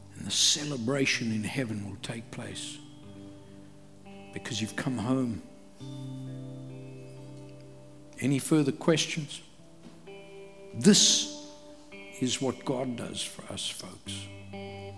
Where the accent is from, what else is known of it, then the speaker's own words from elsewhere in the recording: KwaZulu-Natal, South Africa; I grew up in KwaZulu among the Zulu people in Africa.